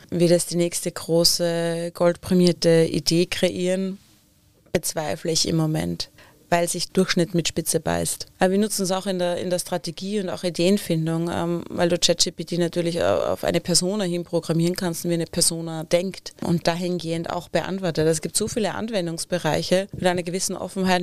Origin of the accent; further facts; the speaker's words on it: Upper Austria, Austria; Gemäß meiner Heimat ein oberösterreichischer Bergsee.